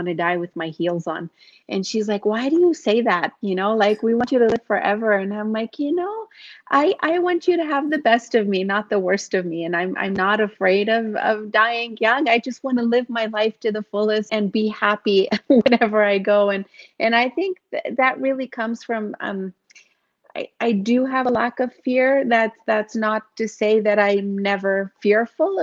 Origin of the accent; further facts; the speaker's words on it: Yemen; moved away as an adult; also born or lived in Uganda; now in Canada; And I grew up in Yemen. I was born in Uganda